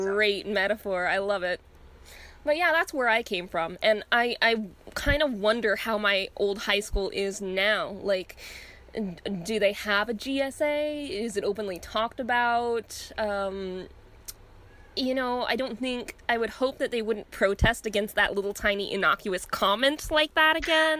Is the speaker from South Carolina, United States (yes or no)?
no; Orange County, California, United States; I went to school in suburbia, but it was really conservative suburbia. Like when it comes to California, I was in Orange County